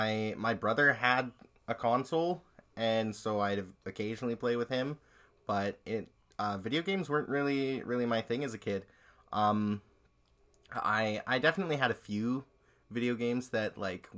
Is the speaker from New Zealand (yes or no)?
no; Quesnel, British Columbia, Canada; also born or lived in Kamloops, British Columbia; I grew up in Quesnel